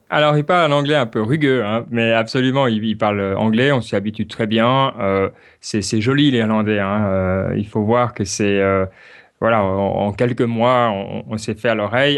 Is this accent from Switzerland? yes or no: yes; Switzerland; now in Ireland; en tant que Suisse